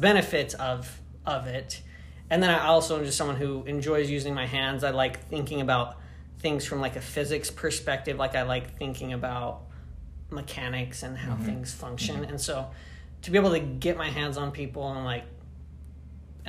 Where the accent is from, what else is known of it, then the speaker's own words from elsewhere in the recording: Utah, United States; moved away as an adult; also born or lived in Tennessee; now in East Lansing, United States; I grew up in Utah